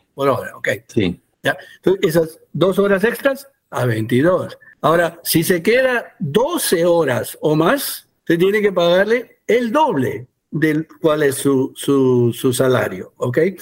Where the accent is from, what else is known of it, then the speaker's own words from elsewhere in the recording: United States; also born or lived in Peru; yo soy peruano, pero crecí en Estados Unidos